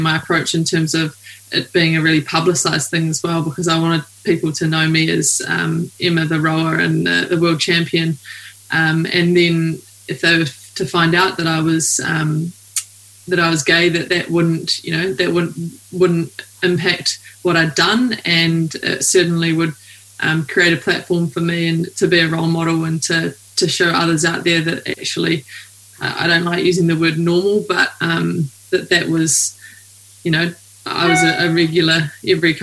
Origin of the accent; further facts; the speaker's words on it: New Zealand; I'm a rower from New Zealand.